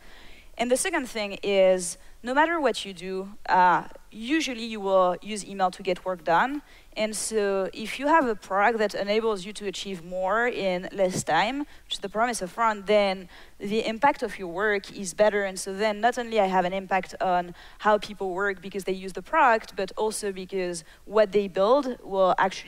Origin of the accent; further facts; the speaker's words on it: France; moved away; when I was a kid, I was raised in France